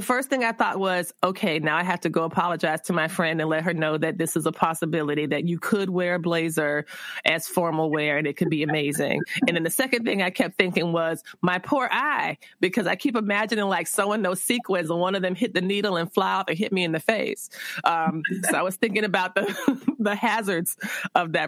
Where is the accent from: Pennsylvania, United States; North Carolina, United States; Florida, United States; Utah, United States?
Florida, United States; South; I'm from South Florida